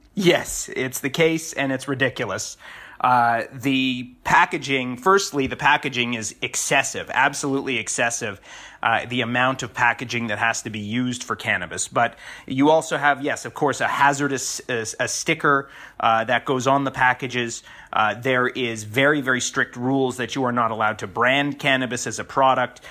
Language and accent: English; Toronto, Ontario, Canada; moved away; So being able to be in my hometown